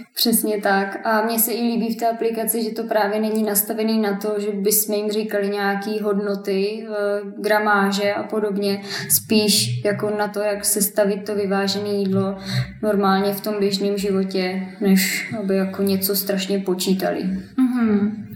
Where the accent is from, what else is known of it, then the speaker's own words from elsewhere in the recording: Šumperk, Olomouc Region, Czechia; já jsem ze Šumperka